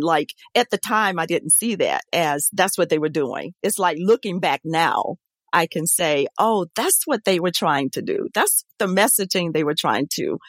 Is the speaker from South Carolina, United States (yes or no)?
yes; Saluda, South Carolina, United States; now in Gainesville, United States; I grew up in Saluda, South Carolina